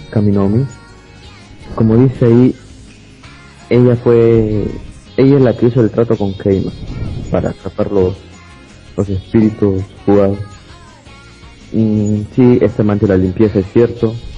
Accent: Lima, Peru; soy de Perú, Lima, Perú.

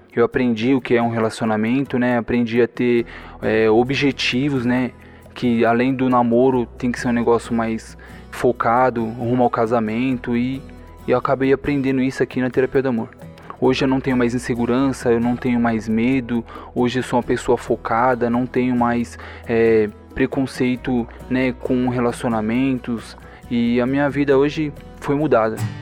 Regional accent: Brazil; sou do Jardim Planalto

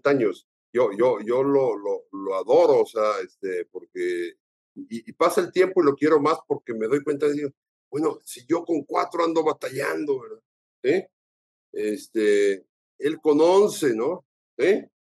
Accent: Mexico; Yo lo conocí de chico aquí en México.

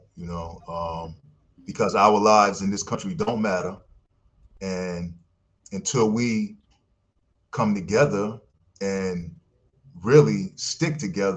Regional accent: New York, United States; moved away; also born or lived in Ohio; I'm from New York

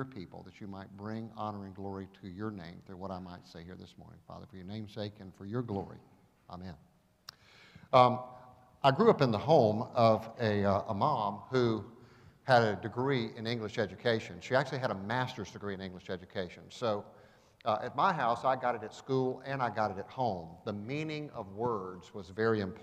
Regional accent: Augusta, Georgia, United States; also born or lived in Athens, Georgia; now in Atlanta, United States; I grew up in Augusta. Augusta was my home

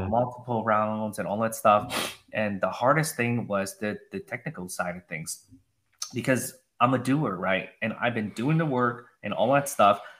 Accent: Minnesota, United States; also born or lived in Wisconsin; now in Austin, United States; I was from the Midwest, okay, upper Midwest in Minnesota, Wisconsin.

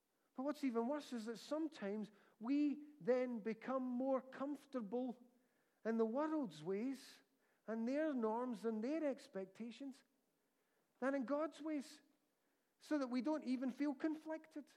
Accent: United Kingdom; My passport says I'm British

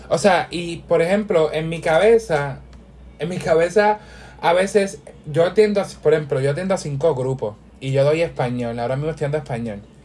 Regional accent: Puerto Rico; yo quiero estar en mi país ya

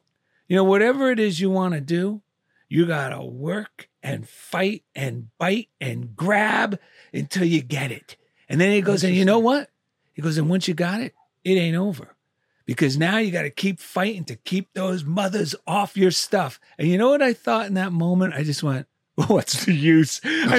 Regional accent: Clifton, New Jersey, United States; also born or lived in Passaic; I was born in Passaic, New Jersey.

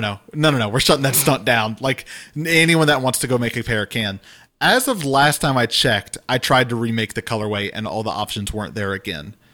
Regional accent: Louisiana, United States; growing up in Louisiana

